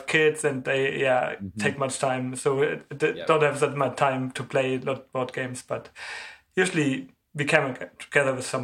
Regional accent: Germany; I'm from Germany

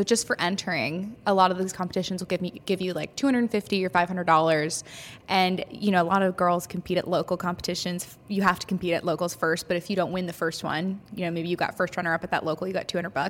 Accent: California, United States; moved away as an adult; also born or lived in New York; I went to college in New York. I'm originally from California.

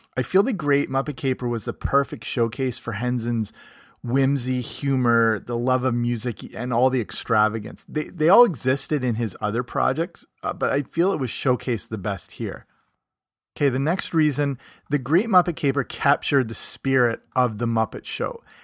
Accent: Canada; moved away; also born or lived in England; I'm from Canada, but I partly grew up in England

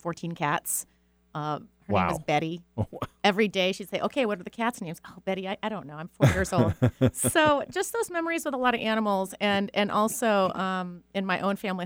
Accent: Seattle, Washington, United States; I actually am a Seattle native

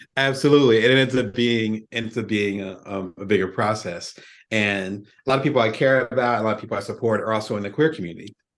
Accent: Atlantic City, New Jersey, United States; I'm originally from Atlantic City, South Jersey, African-American family.

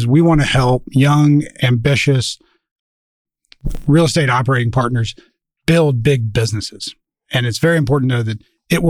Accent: Birmingham, Alabama, United States; moved away as an adult; also born or lived in Providence, Rhode Island / Palo Alto, California; now in Boulder, United States; I grew up in Birmingham, Alabama, went to school at Brown University, ended up back in Birmingham

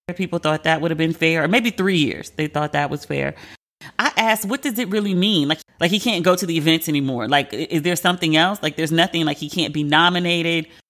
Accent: Maryland, United States; I'm from Maryland

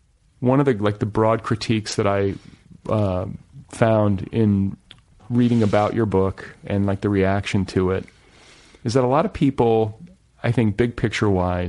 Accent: Midwest, United States; now in Los Angeles, United States; I grew up in the Midwest, so I know. Like, I grew up in Red State America.

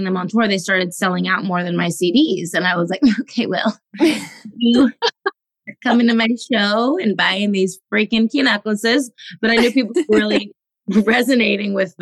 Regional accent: Los Angeles, California, United States; growing up in Los Angeles

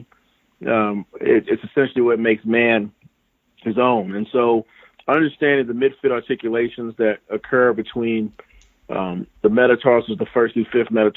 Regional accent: Muscle Shoals, Alabama, United States; Yep, I'm from Alabama. I grew up in Muscle Shoals

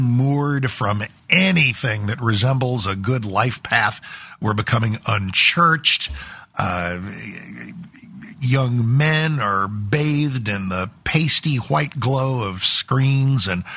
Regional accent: Texas, United States; as an American, as a Texan

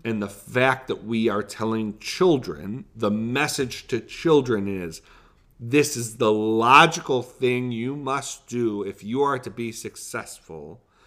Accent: Buffalo, New York, United States; We're from Buffalo.

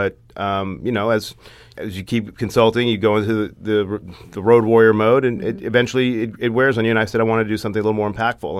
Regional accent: Kentucky, United States; born or raised there; moved away as an adult

